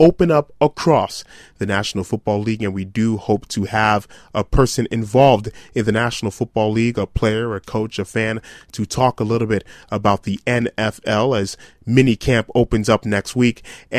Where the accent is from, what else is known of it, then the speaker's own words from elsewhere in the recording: United States; as an American-born fan